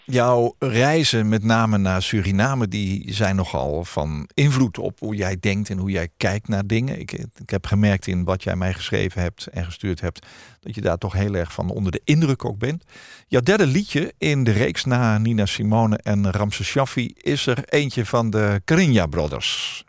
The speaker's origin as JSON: {"language": "Dutch", "country": "Netherlands", "said": "Wij zijn als Nederlanders"}